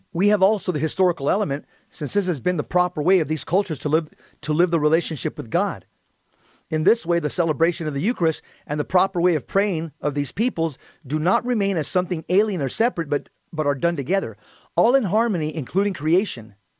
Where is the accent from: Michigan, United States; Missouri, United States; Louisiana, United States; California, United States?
California, United States; Los Angeles; I was born in Los Angeles, California. My mom and dad are from Mexico.